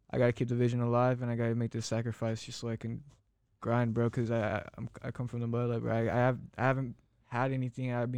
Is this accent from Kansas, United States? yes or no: no; Phoenix, Arizona, United States; moved away as an adult; I'm from Phoenix, Arizona